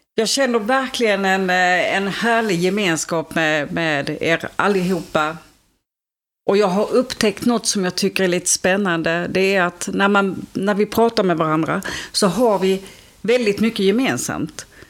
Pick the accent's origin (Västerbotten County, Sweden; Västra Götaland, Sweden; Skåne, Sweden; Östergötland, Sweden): Skåne, Sweden; Ängelholm; Jag kommer ju från Ängelholm